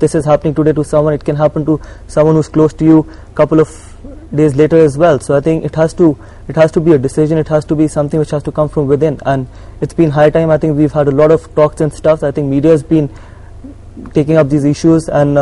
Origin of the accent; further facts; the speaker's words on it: India; Being an Indian